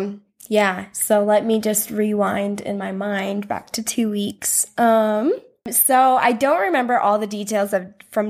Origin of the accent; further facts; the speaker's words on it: South Dakota, United States; I'm from South Dakota.